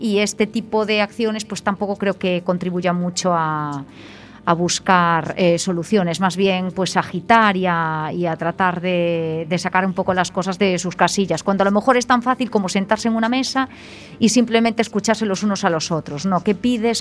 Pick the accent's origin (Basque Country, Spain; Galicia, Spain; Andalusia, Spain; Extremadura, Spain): Galicia, Spain; Betanzos; now in Oleiros, Spain; Yo soy de Betanzos